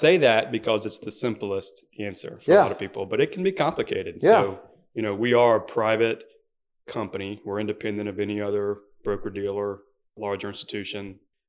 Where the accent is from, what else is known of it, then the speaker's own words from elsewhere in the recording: Beaufort, South Carolina, United States; there's an island on the way to Fripp called St. Helen Island, and that's where that's where we grew up.